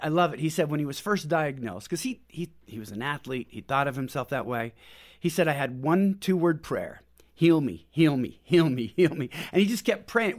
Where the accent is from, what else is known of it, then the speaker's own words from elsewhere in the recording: Pacific Northwest, United States; moved away as an adult; also born or lived in Houston; We're from Pacific Northwest